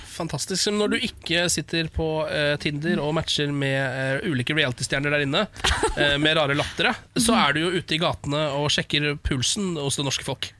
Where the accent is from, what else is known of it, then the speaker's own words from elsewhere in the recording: Norway; also born or lived in Alta / Moss; Dette er de to byene jeg er fra, bare så det er sagt. Ja. Jeg er fra Alta, Moss. Mutter'n er fra Moss, og fatter'n er fra Alta.